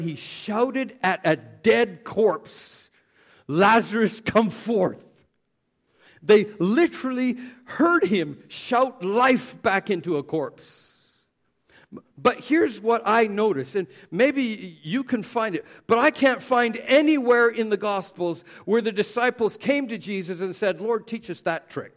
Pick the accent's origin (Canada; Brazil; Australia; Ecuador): Canada; Southern Canada; We were Southern Baptist because we're from Southern Canada